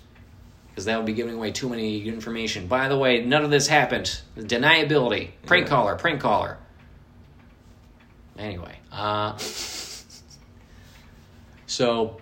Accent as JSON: {"language": "English", "region": "Connecticut", "country": "United States", "said": "Yeah, right? I'm from Connecticut. Yeah. And all this happened when I was in New Hampshire."}